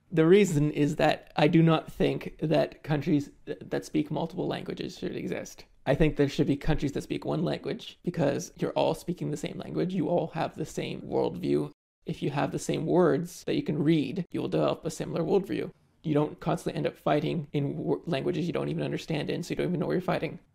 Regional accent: Canada; I am a Canadian

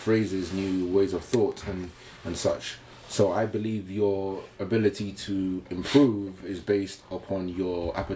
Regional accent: London, United Kingdom; I'm from Hackney still

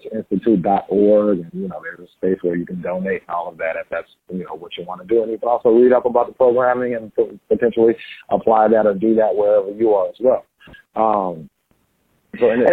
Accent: New Orleans, Louisiana, United States; We always say in New Orleans

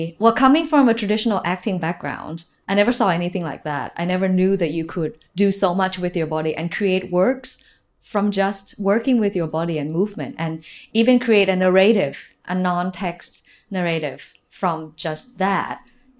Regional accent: Nakhon Ratchasima, Thailand; The Northeast, Korat, Nakhon Ratcha Sima.

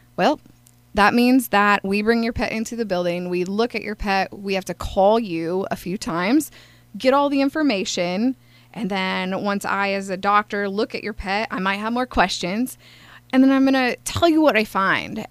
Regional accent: Altoona, Iowa, United States; now in Carbondale, United States; I am originally from Altoona, Iowa, and I actually grew up in town

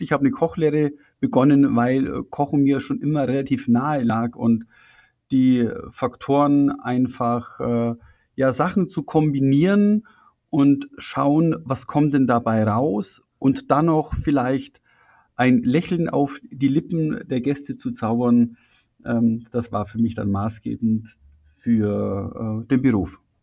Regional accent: Füssen, Bavaria, Germany; ich bin 1968 in Füssen geboren

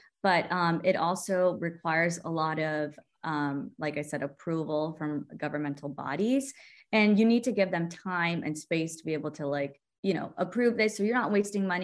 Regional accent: Texas, United States; I'm originally from Texas

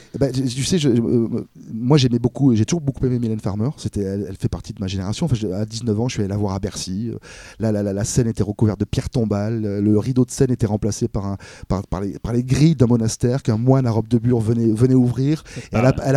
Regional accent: Cannes, Provence-Alpes-Côte d'Azur, France; je suis de Cannes

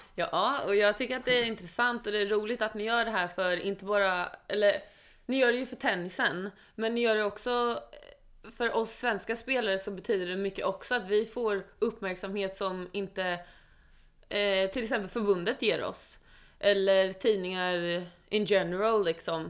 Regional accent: Sweden; also born or lived in Oslo, Norway; jag är född där och eh, vi flyttade till Sverige när jag var sju år

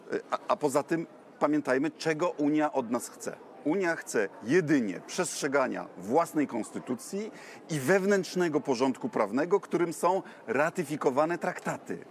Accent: Bydgoszcz, Kuyavian-Pomeranian Voivodeship, Poland; u nas w Bydgoszczy

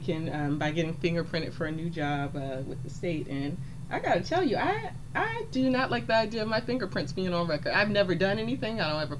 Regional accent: United States; I'm 34. I grew up in the DMV. I currently live smack dab in the middle between D.C. and Washington, D.C. and Baltimore.

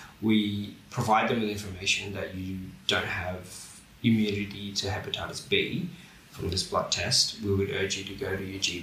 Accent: Bangladesh; now in Australia; so I'm from Bangladesh

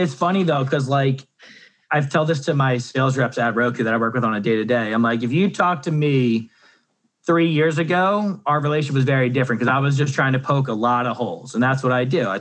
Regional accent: New Jersey, United States; I'm from Jersey, the Sopranos all day.

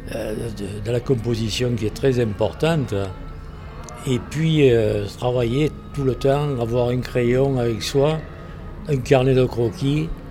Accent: Provence-Alpes-Côte d'Azur, France; accent: Provençal; Oui, je suis provençal, oui. Euh, d'origine italienne, bien sûr

